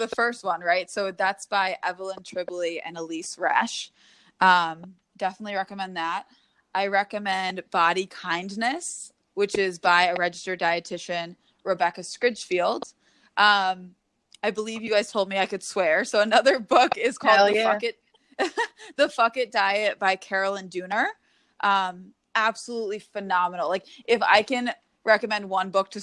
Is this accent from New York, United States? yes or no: yes; New York, United States; now in Connecticut, United States; I'm from New York now, I live in Connecticut